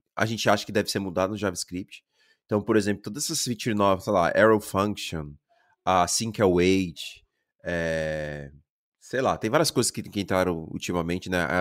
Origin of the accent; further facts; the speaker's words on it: Brazil; moved away as an adult; also born or lived in Germany; como brasileiro